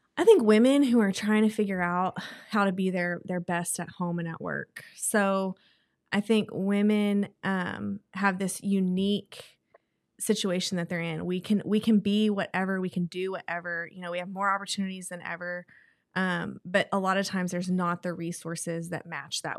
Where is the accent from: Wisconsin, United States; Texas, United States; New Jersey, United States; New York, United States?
Texas, United States; moved away as an adult; now in Oklahoma City, United States; We're both from Texas